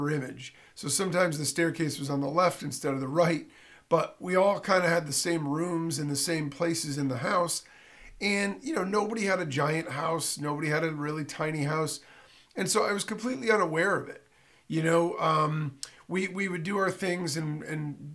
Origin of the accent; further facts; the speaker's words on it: northern Connecticut, United States; I grew up in Connecticut. And Connecticut's a funny state because I grew up in the northern part of the state.